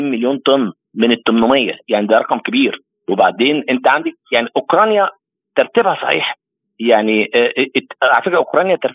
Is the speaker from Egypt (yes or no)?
yes; Egypt; احنا في مصر مش حاسين بازمه رغيف عيش